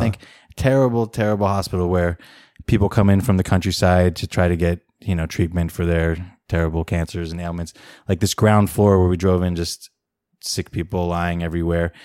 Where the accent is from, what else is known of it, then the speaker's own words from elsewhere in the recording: United States; also born or lived in Beijing, China; now in Oakland, United States; as an American who understands decent amount of Chinese